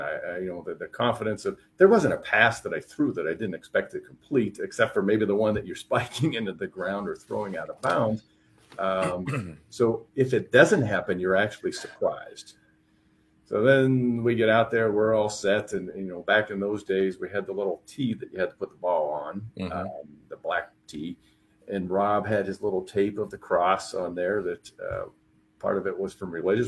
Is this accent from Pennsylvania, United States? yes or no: yes; Pennsylvania, United States; moved away; also born or lived in Iowa; growing up in Pennsylvania